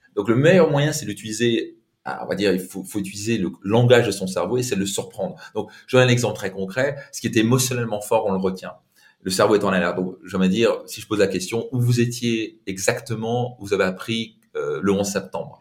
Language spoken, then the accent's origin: French; Alsace, Grand Est, France; je viens d'Alsace avec un père italien